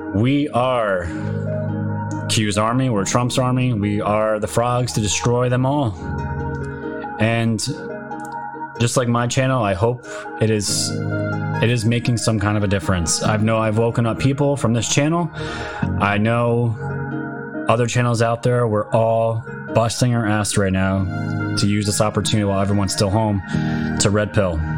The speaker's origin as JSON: {"language": "English", "region": "New York", "country": "United States", "said": "I am from New York."}